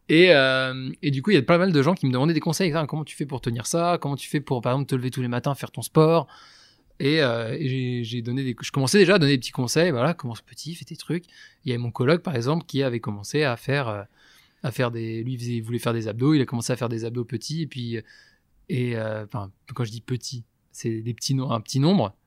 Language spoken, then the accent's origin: French; Breton, Brittany, France; je suis breton